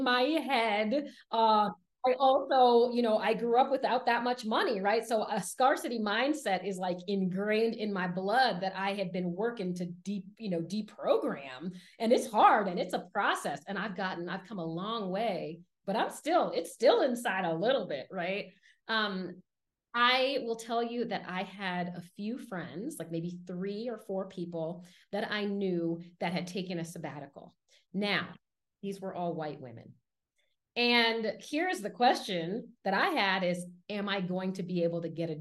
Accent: Washington, District of Columbia, United States; So I grew up in Washington, D.C., and I grew up in a low-income, predominantly Black neighborhood

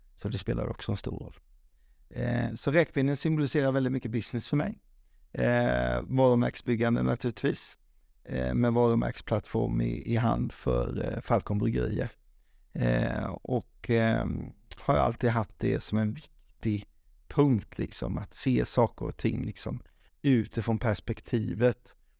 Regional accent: Falkenberg, Halland County, Sweden; Falkenberg, för där är jag född och uppväxt

